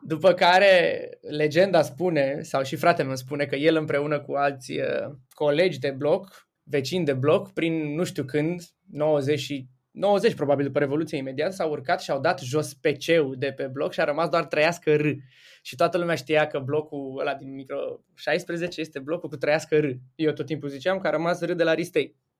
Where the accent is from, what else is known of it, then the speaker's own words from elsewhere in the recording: Galați, Galați County, Romania; eu sunt din Galați